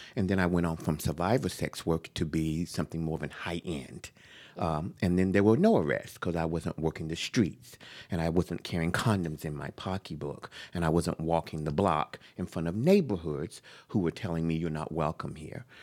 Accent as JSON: {"language": "English", "town": "Jacksonville", "region": "North Carolina", "country": "United States", "tie": "born or raised there", "moved": "yes", "lives_now": "San Francisco, United States", "said": "I was born in North Carolina, Jacksonville, a male"}